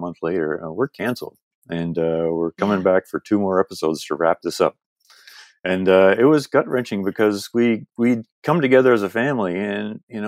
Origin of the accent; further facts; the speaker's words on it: United Kingdom; also born or lived in Canada; now in Toronto, Canada; I'm also British.